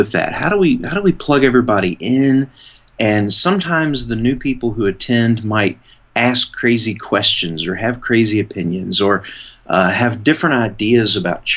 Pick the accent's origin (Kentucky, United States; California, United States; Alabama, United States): Kentucky, United States; moved away as an adult; also born or lived in Arkansas; now in Bentonville, United States; I grew up in Kentucky